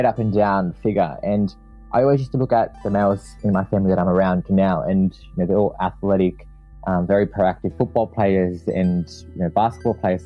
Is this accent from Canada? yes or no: no; Campbelltown, New South Wales, Australia; I grew up out in Campbelltown